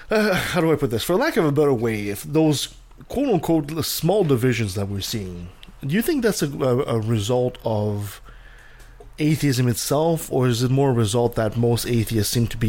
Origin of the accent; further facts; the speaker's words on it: Canada; as Canadian as we are.